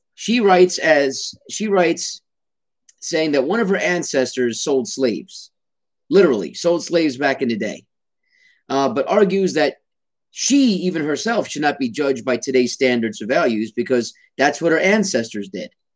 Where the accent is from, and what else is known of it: United States